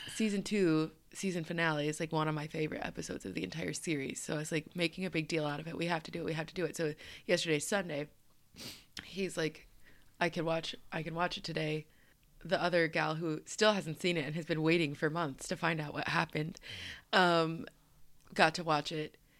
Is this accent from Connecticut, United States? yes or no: no; Colorado, United States; now in East Coast, United States; I am from Colorado